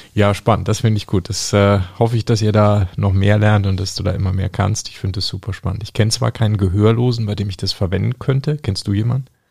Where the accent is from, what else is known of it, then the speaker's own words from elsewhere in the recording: Bavaria, Germany; dass wir aus Bayern kommen